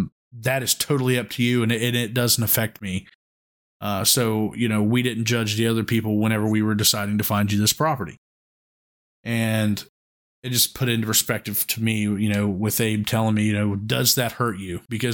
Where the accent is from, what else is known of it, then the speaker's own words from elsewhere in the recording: West Virginia, United States; I grew up in Central West Virginia